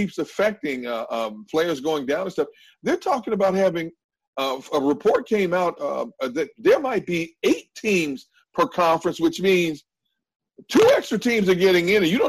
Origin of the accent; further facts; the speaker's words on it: Wisconsin, United States; I'm from Wisconsin, so you know I know about that Midwest.